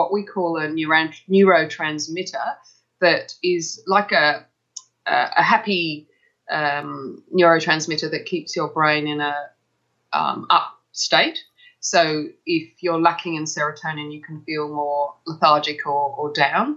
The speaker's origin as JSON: {"language": "English", "region": "England", "country": "United Kingdom", "moved": "as an adult", "lives_now": "Melbourne, Australia", "said": "I come from England, and I studied as a nurse in England"}